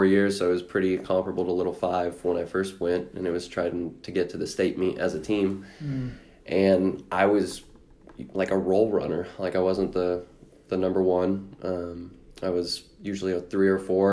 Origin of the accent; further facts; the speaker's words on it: Seymour, Indiana, United States; I came from Seymour